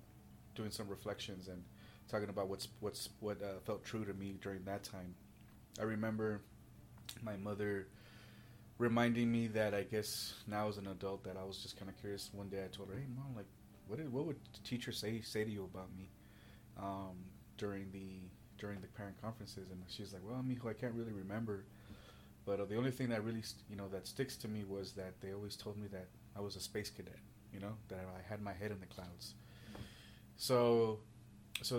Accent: Los Angeles, California, United States; I'm originally from Southern California by way of Los Angeles, from immigrant parents

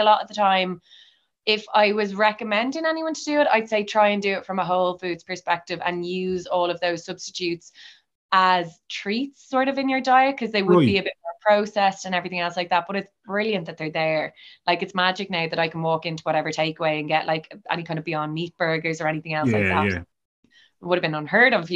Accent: Bray, Leinster, Ireland; I'm from Bray

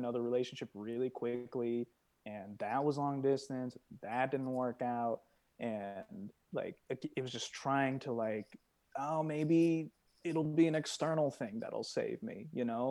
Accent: Iowa, United States; moved away as an adult; also born or lived in Los Angeles; coming from Iowa

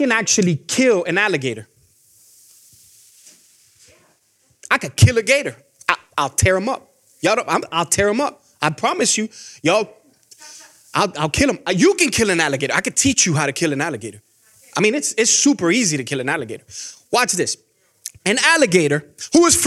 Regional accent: Miami, Florida, United States; moved away as an adult; now in Georgia, United States; when I grew up in Miami, we had squirrels

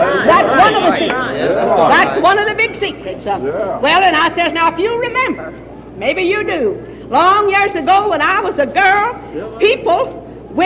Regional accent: Texas, United States; I was raised way down in Texas

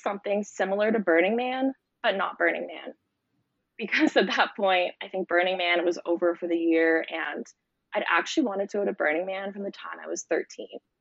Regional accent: Toronto, Ontario, Canada; moved away as an adult; now in Costa Rica; I'm from Canada. I'm half Canadian, half Romanian, and I grew up in Toronto, which is a big city.

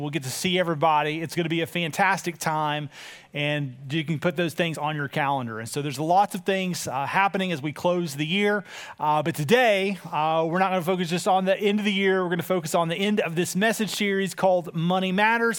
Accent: United States; as an American

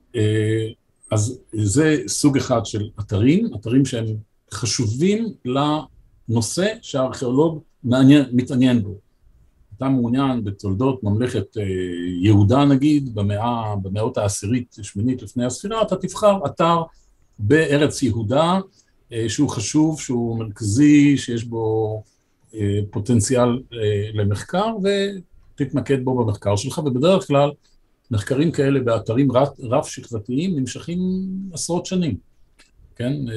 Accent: Haifa, Haifa District, Israel; also born or lived in Jerusalem; אני הייתי חיפאי

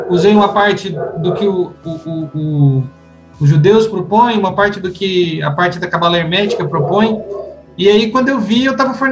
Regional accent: Cruz Alta, Rio Grande do Sul, Brazil; born there; ligamos na Cúria, lá em, no Rio Grande do Sul, no Cruz Alto, onde eu nasci

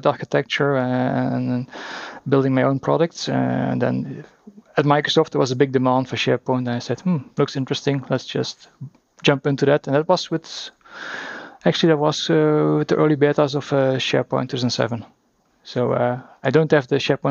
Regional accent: Belgium; we drink our own Belgian beers

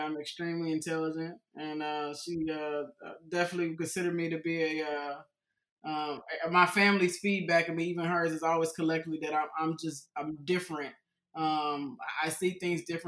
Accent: Houston, Texas, United States; I was raised in Houston, Texas when I was a kid.

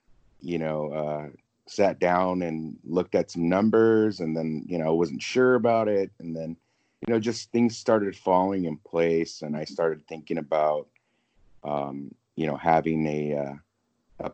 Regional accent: Whittier, California, United States; now in South Orange County, United States; move back to the area where I grew up in Whittier.

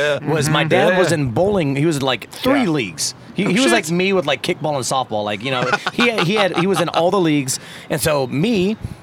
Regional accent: Topeka, Kansas, United States; I was from Topeka

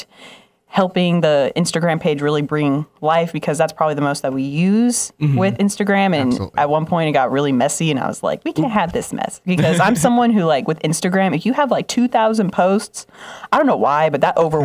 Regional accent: Las Vegas, Nevada, United States; moved away; I'm from Las Vegas. I feel like that's a big title just in itself, being from Las Vegas.

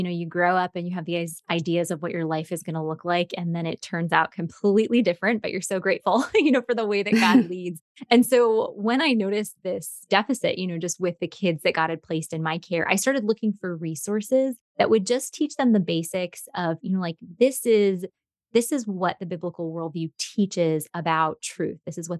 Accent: New York, United States; moved away as an adult; also born or lived in Chicago area / southern United States; now in United States (South); I'm originally from New York, grew up there, and then taught in a Christian school just outside of Chicago for a decade, and now live in the southern part of the United States.

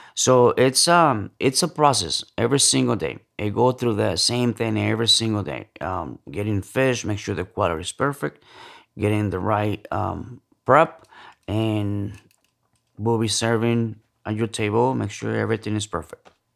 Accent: central Mexico, Mexico; moved away; also born or lived in Los Angeles / Chicago / New York; I'm from Central Mexico, um, moved to L A, uh, back in the nineties, um, Chicago, uh, New York

